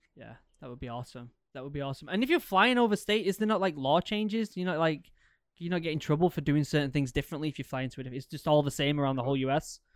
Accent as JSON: {"language": "English", "region": "England", "country": "United Kingdom", "tie": "born or raised there", "moved": "yes", "lives_now": "Maine, United States", "said": "growing up in England"}